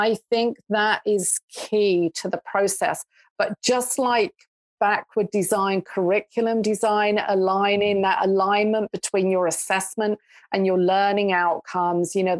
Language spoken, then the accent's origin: English; England, United Kingdom; moved away as an adult; now in Canada; they knew that I grew up in England. They could tell by my accent